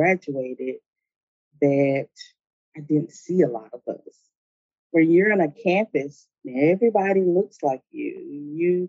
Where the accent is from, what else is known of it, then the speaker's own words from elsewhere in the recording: Elizabeth City, North Carolina, United States; I knew that I would have to leave my hometown in order to pursue a career in the IT field